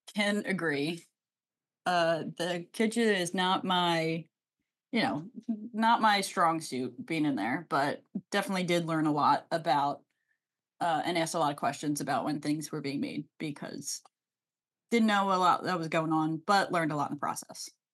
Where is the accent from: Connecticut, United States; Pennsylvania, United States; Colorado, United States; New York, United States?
Pennsylvania, United States; Delco; I'm from Delco, so we Delcoify it